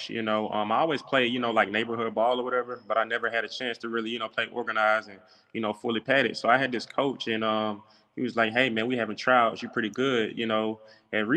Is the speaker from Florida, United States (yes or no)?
no; Atlanta, Georgia, United States; I played high school ball in Atlanta, Georgia. I'm from Atlanta, Georgia, at Westlake High School.